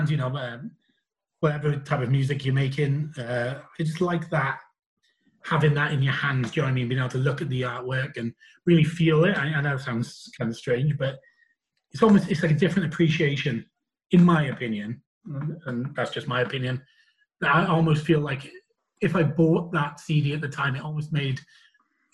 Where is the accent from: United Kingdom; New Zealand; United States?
United Kingdom; Pontypool, Wales; I come from Wales